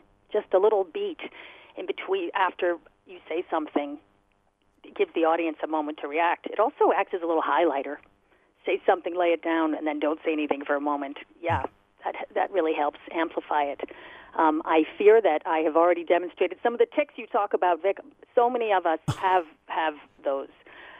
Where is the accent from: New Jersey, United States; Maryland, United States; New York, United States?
New Jersey, United States; Yes, I'm from New Jersey. Mm-hmm.